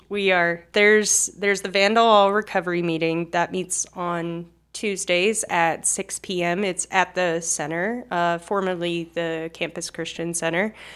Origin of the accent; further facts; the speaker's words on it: Cherry Hill, New Jersey, United States; accent: South Jersey; moved away as an adult; also born or lived in Arizona; now in Moscow, Idaho, United States; originally I'm from Cherry Hill, New Jersey